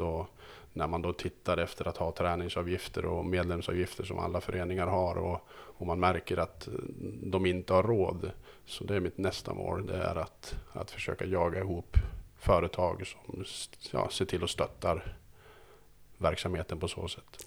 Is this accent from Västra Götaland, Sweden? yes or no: no; Söderhamn, Gävleborg County, Sweden; jag kommer från Söderhamn